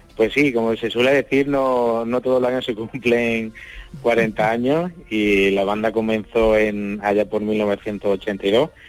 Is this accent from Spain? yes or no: yes; Sorbas, Andalusia, Spain; yo soy de, de Sorba, nacido allí